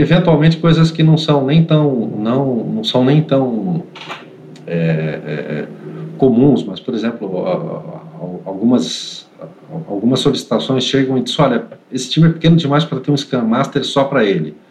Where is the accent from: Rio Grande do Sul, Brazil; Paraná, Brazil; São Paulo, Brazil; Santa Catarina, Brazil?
São Paulo, Brazil; Santos; moved away as an adult; now in Greater São Paulo, Brazil; eu sou de Santos, mas já moro há muitos anos aqui na Grande São Paulo.